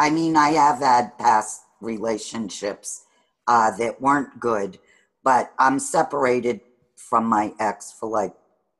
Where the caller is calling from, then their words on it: Sturbridge, Massachusetts, United States; Near Sturbridge.